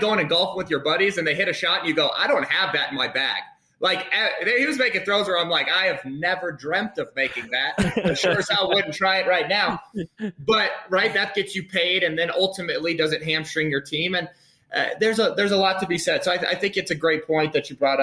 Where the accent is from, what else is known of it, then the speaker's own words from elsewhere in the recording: Colorado, United States; I'm from Colorado